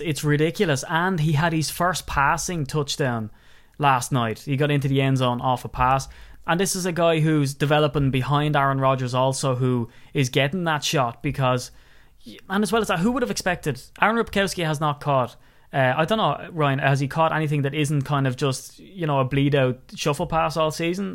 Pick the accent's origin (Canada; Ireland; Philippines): Ireland; Wicklow, Leinster; I'm from Wicklow